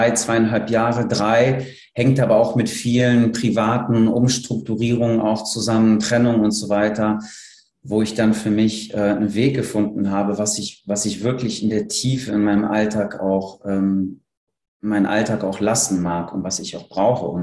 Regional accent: Cologne, North Rhine-Westphalia, Germany; Ich komme ja aus Köln und hatte eine recht lange Rückfahrt

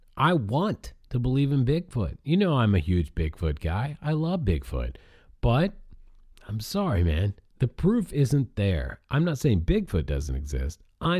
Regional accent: Barcelona, Catalonia, Spain; English is a second language; I'm originally from Barcelona. It comes out when I say ago.

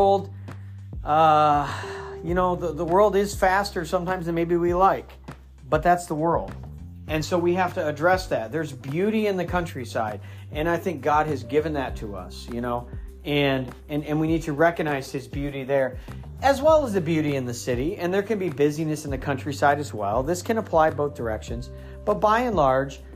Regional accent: Midwest, United States; also born or lived in Northeast US; now in Northeast, United States; I'm from the Midwest, but I live in the Northeast.

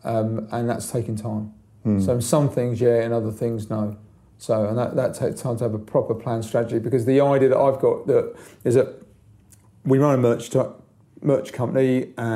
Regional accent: London, United Kingdom; I grew up in London

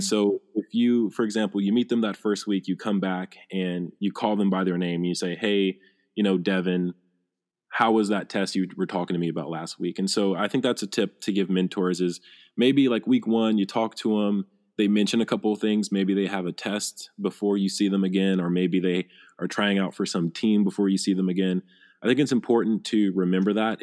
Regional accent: Phenix City, Alabama, United States; I'm from Phoenix City, Alabama

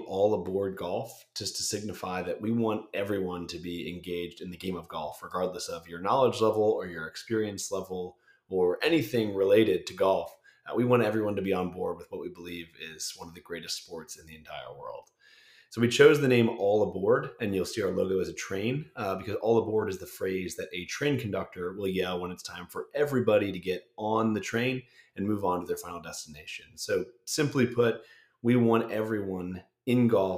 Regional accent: Bethlehem, Pennsylvania, United States; I grew up in Bethlehem, Pennsylvania

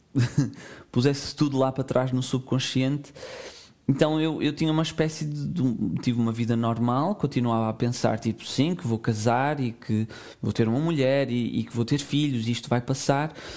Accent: Portugal; nasci nos anos 90 em Portugal

